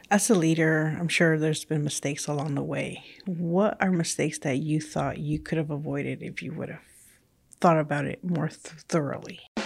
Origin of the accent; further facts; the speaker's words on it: California, United States; first language Spanish; English is a second language; moved away as an adult; also born or lived in Mexico; I was originally born in Mexico, and then I grew up in California. So my primary language was Spanish, and then I learned English along the way